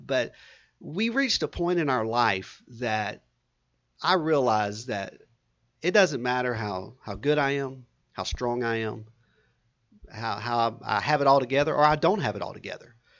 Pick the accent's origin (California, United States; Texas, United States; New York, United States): Texas, United States; Southeast; also born or lived in San Antonio, Texas; I grew up in Southeast Texas, so I'm, um, Texas through and through.